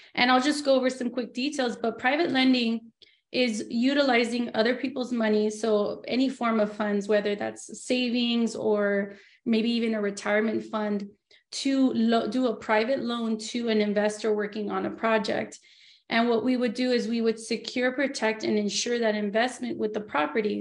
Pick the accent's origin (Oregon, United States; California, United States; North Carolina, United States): California, United States; Los Angeles; moved away as an adult; now in Yucca Valley, United States; I was born and raised in Los Angeles, but now I live in Yucca Valley